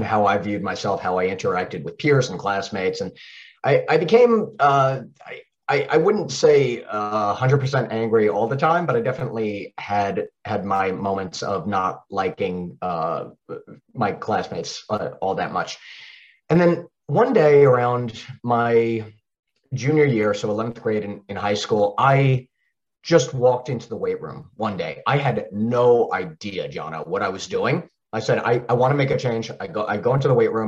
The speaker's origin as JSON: {"language": "English", "area": "Long Island", "region": "New York", "country": "United States", "tie": "born or raised there", "accent": "Long Island", "moved": "yes", "lives_now": "Charlotte, United States", "said": "I grew up on Long Island, and as I talk quicker and faster and get more excited, that Long Island accent might actually come out"}